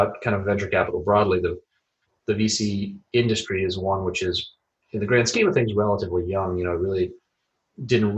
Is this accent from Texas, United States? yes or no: no; Tampa, Florida, United States; moved away as an adult; also born or lived in Philadelphia; I grew up in Tampa, Florida, born and raised there